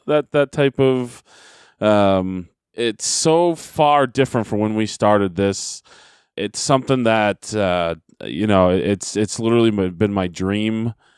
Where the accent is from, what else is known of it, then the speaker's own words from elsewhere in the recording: Derry, New Hampshire, United States; Derry, New Hampshire, my hometown.